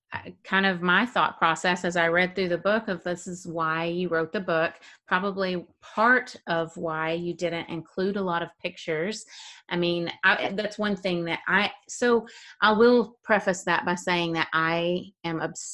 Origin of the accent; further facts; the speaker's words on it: the South, United States; I'm from the South.